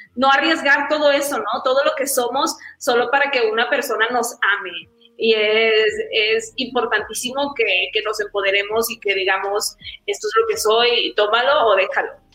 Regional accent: Culiacán, Sinaloa, Mexico; now in Mexico City, Mexico; yo crecí y nací en Culiacán, Sinaloa

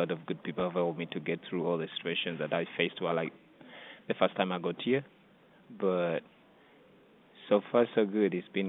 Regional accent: Uganda; now in United States; Living in the U.S., you have more resources available to you compared to back home.

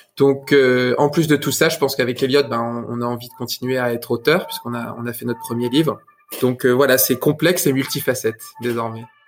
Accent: France; moved away as an adult; j'ai regardé mon territoire de là où je viens en France. et après dix ans autour du monde, pour le coup littéralement, ben il était temps de rentrer dans ma région

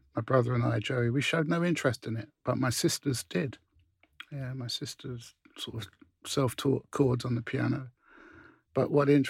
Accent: London, United Kingdom; when I was a kid growing up there, I'd walk down Portobello Road

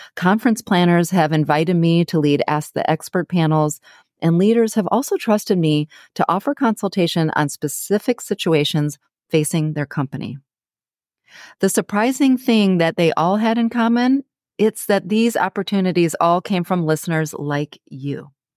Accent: Ann Arbor, Michigan, United States; now in San Diego, United States; my hometown, Ann Arbor, Michigan

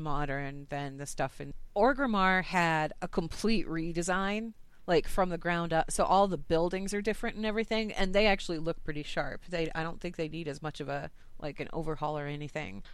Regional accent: United States; I'm from the United States.

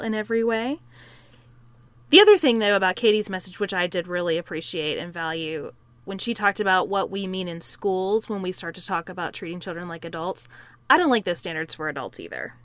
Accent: Western Kentucky, United States; I grew up in Western Kentucky, right across from Evansville, Indiana

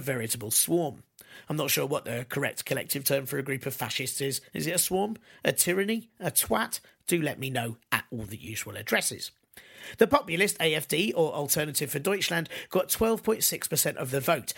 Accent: United Kingdom; as a Brit

